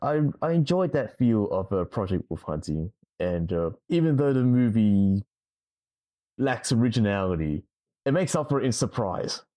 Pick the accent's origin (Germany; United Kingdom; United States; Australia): Australia; Sydney, New South Wales; from Australia, I'm from Sydney